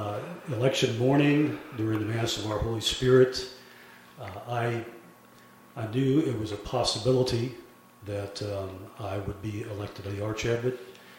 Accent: Germany; born there; But I was born in Germany to a German family.

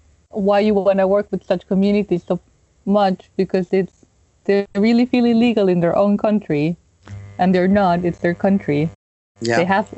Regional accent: Peru; I come from Peru.

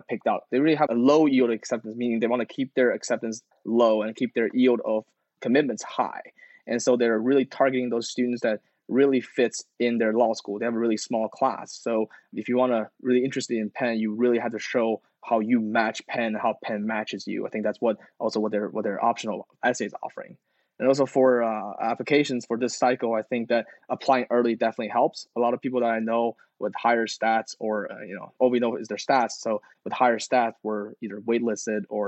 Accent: China; moved away; also born or lived in United States; I'm actually been back to China

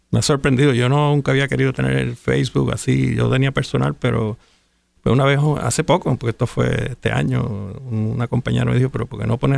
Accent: San Juan, Puerto Rico; nací en Santurce.

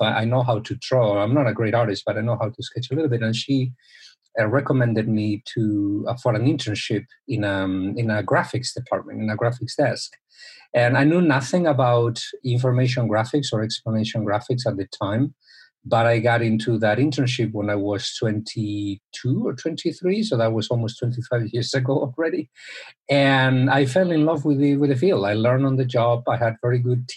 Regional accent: Spain; moved away; I'm originally from Spain

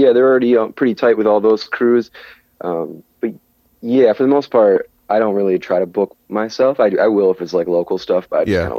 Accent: Midwest, United States; I'm from the Midwest and we get snowstorms

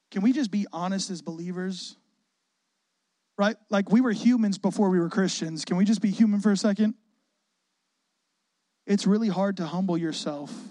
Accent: Chicago, Illinois, United States; also born or lived in Waukegan; I'm not from Chicago. I was born in Waukegan. We had a military set of parents who were pastors. We moved all over the place, but Chicago is where we experienced our childhood and teenage years

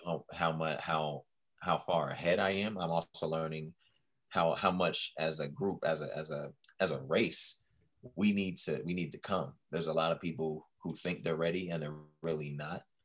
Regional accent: Washington, District of Columbia, United States; the DC area

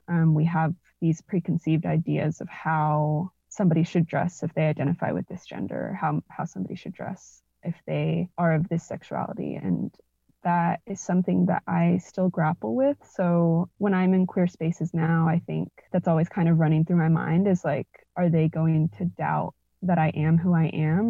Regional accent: Norman, Oklahoma, United States; also born or lived in Edmond, Oklahoma; So, I grew up in Oklahoma. I was born and raised here, and both my parents immigrated from Mexico

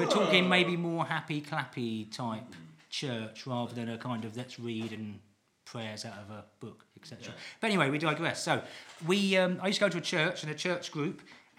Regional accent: East of England, United Kingdom; I'm from Essex.

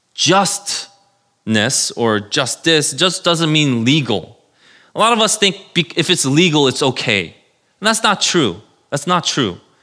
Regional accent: New York City, New York, United States; I was born in New York City, if you know Saint Vincent's Hospital in Manhattan

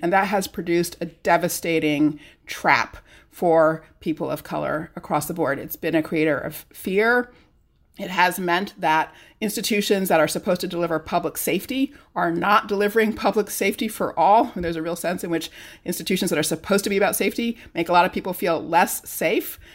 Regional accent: California, United States; now in Massachusetts, United States; I grew up in California in the 70s and 80s

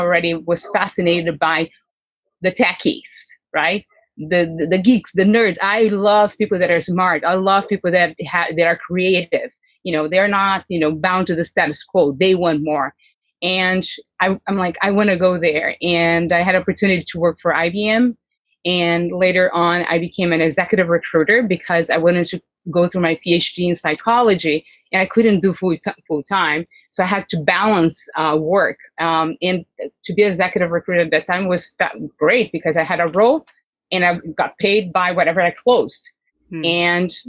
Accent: Londrina, Paraná, Brazil; English is a second language; moved away as an adult; also born or lived in Los Angeles; now in California, United States; In my hometown, which is a 600,000 inhabitant city, it's not a large city, the name of the city is Londrina in the south of Brazil

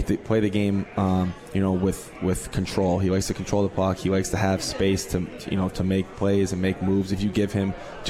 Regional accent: Buffalo, New York, United States; getting drafted by my hometown team in the Buffalo Sabres

